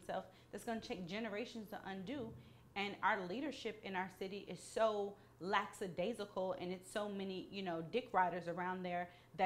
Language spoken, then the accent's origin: English; Atlanta, Georgia, United States; I'm from Atlanta